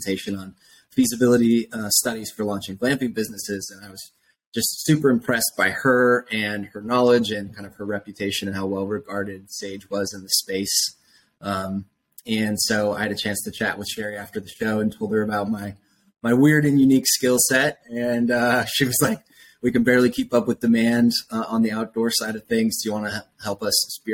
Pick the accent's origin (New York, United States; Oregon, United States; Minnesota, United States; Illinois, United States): Oregon, United States; Portland; moved away as an adult; also born or lived in San Francisco, California / Austin, Texas; I grew up in Portland, Oregon